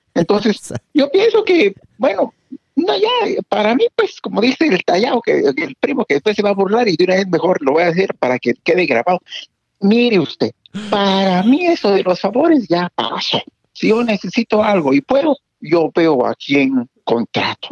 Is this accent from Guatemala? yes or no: yes; Guatemala; now in United States; nosotros crecimos en Guatemala